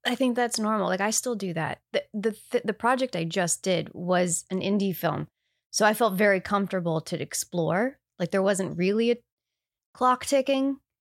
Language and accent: English; Canada; I say bag. I'm Canadian